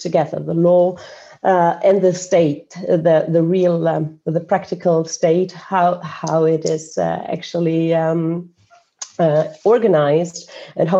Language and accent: English; Germany; now in Estonia; I was born in Estonia, what was then occupied and part of the Soviet Union. My mother's Estonian, my father Colombian, and my parents fled the Soviet Union. That meant that I then afterwards grew up in Germany, what we used to know as Western Germany.